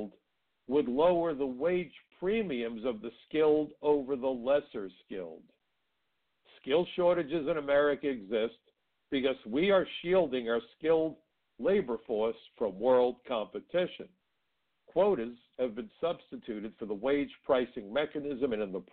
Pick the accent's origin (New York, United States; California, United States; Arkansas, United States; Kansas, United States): New York, United States; New York City; I come from Brooklyn, and where I come from, we already have a name for the world's best and brightest, folks.